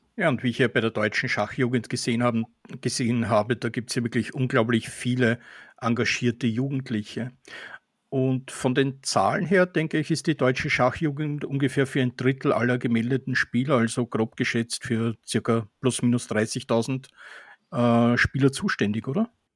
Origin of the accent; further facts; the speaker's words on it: Austria; Für mich als Österreicher